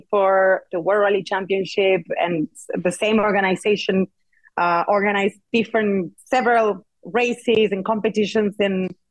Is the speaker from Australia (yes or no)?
no; Argentina; moved away as an adult; now in Barcelona, Spain; I'm from Argentina. I'm super proud